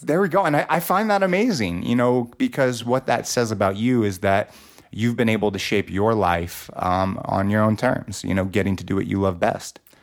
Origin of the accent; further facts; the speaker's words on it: Los Angeles, California, United States; I grew up in Los Angeles